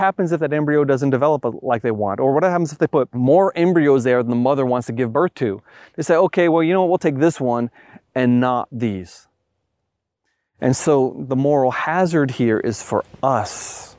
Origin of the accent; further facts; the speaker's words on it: Long Island, New York, United States; I grew up in Long Island, New York, the epicenter of the Lyme epidemic.